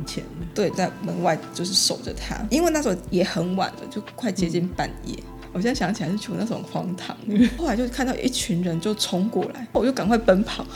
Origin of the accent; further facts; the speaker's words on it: Taiwan; now in Taipei, Taiwan; 我们乡下到现在都还是可以听得到你那个，呃，骑着三轮车的广播